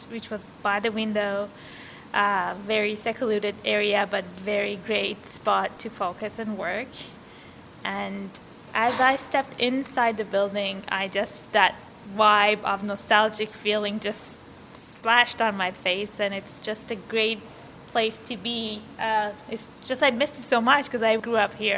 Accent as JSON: {"language": "English", "country": "Iran", "tie": "born or raised there", "moved": "as an adult", "lives_now": "Canada", "said": "I was born and raised in Iran, and I was 18 when I came to Canada"}